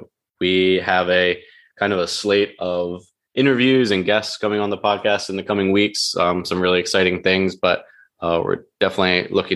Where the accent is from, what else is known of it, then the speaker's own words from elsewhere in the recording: Union Bridge, Maryland, United States; also born or lived in Westminster, Maryland; I grew up in Westminster, Maryland, actually Union Bridge, Maryland